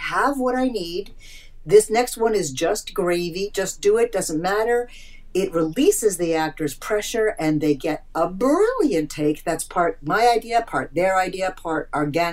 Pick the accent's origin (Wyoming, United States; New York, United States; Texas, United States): New York, United States; Eastern Long Island; moved away as an adult; now in Los Angeles, United States; I grew up on Eastern Long Island, one of eight kids, Italian Jewish family